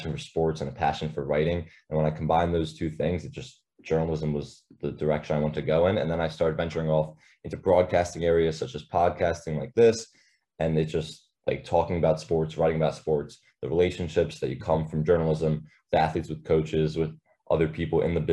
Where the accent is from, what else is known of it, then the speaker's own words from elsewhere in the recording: Lower Merion, Pennsylvania, United States; moved away as an adult; now in Maryland, United States; I'm out of state, so I'm right outside Philadelphia in a town called Lower Marion